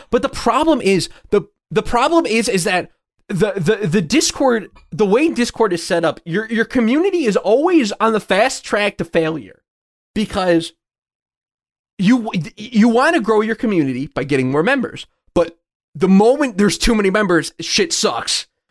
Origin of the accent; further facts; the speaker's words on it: Chicago, Illinois, United States; I'm from the Chicagoland area, not really from the Springfield area.